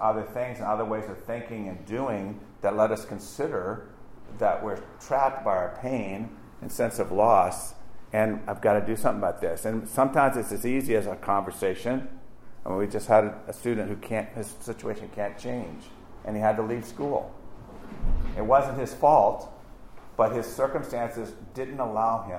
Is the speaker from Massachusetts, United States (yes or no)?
no; Virginia, United States; we came from Virginia